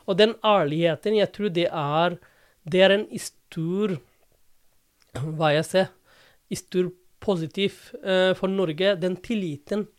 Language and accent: Norwegian; Dhaka, Dhaka Division, Bangladesh; Norwegian is a second language; moved away as an adult; also born or lived in India / Oxford / London; now in Drammen, Norway; Jeg er fra, opprinnelig fra Dhaka